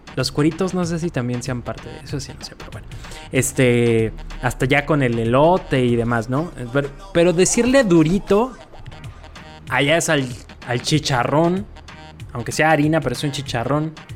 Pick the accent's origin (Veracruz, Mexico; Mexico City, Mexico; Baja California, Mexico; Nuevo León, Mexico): Mexico City, Mexico; now in Puerto Vallarta, Mexico; Yo, por ejemplo, nací en la Ciudad de México. Pero tengo mucho tiempo viviendo aquí en la ciudad de Puerto Vallarta, en Jalisco